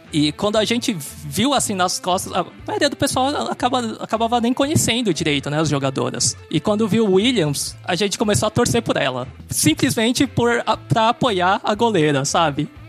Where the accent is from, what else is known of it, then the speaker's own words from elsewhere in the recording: São Paulo, Brazil; eu sou de São Paulo